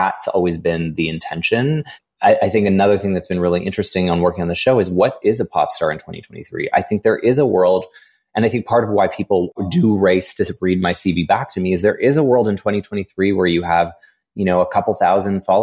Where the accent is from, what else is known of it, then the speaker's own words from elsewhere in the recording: Edmonton, Alberta, Canada; I was born in Edmonton